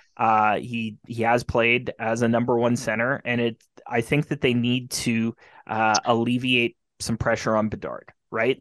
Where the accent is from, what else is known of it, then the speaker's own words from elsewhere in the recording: Carman, Manitoba, Canada; my hometown Carmen Beavers